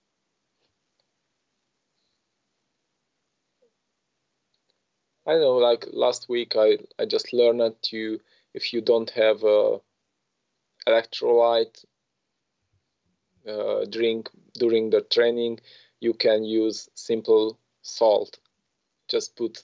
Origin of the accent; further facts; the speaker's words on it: Romania; I come from Romania